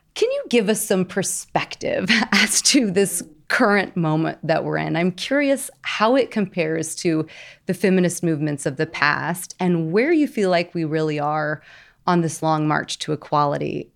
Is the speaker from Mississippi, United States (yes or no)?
no; Missouri, United States; Shout out to my home state, Missouri